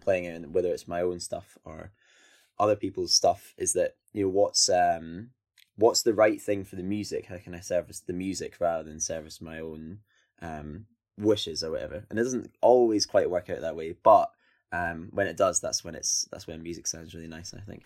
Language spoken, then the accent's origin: English; Scotland, United Kingdom; I'm Scottish and I come from, um, you know, outside of a city or whatever